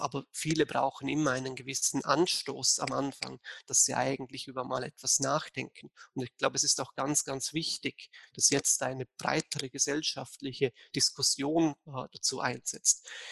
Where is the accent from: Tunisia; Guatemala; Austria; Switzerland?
Austria; Vorarlberg; now in Bayreuth, Germany; ich bin eigentlich Österreicher, äh, aber komme aus Vorarlberg, äh, also aus dem Teil von Österreich, wo direkt an die Schweiz grenzt. Deswegen vielleicht der etwas ungewohnte Akzent.